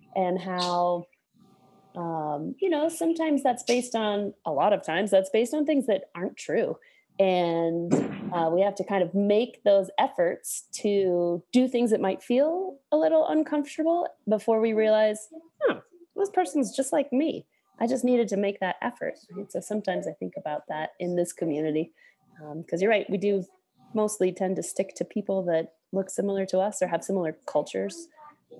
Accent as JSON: {"language": "English", "region": "Alaska", "country": "United States", "tie": "born or raised there", "said": "when I was growing up in Alaska as a kid."}